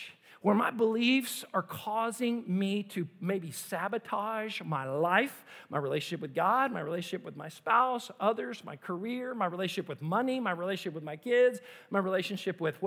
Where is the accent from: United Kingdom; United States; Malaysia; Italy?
United States; as an American